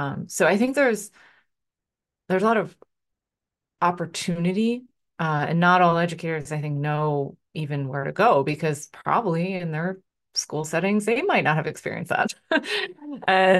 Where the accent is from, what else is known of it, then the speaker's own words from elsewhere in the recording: Philadelphia, Pennsylvania, United States; And maybe because I grew up in Philly, in Philadelphia